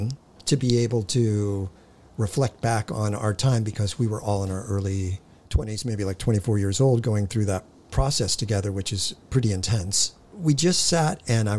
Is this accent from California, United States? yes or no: yes; Hawthorne, California, United States; I was born in Hawthorne. I'd still call that L.A.